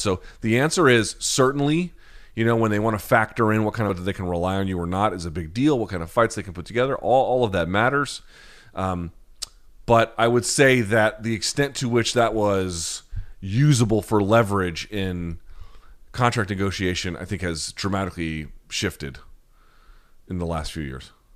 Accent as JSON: {"language": "English", "region": "the South", "country": "United States", "tie": "born or raised there", "said": "I grew up in the South where all everything revolves around the football programs"}